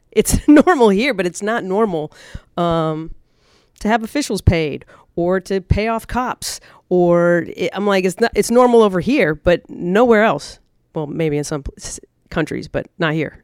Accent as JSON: {"language": "English", "country": "United States", "said": "I was as staunch American"}